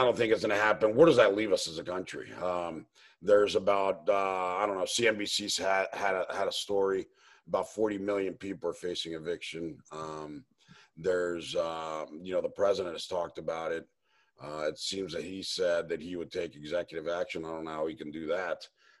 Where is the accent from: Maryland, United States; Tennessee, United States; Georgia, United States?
Maryland, United States; Potomac; also born or lived in Lima, Peru / Miami, United States; Actually, I grew up in Potomac, Maryland, lived down in Florida and Miami for 20 years. I was actually born in Lima, Peru, but moved up here when I was about 2-3 years old.